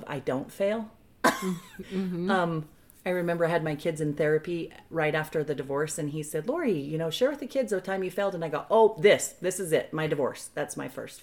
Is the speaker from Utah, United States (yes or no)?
yes; Bountiful, Utah, United States; I grew up right here in the town we're in Bountiful, Utah